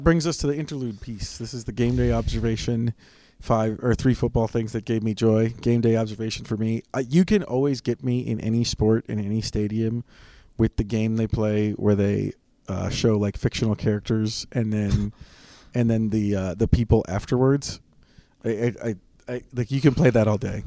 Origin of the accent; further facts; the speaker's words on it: Wisconsin, United States; moved away; I'm from Wisconsin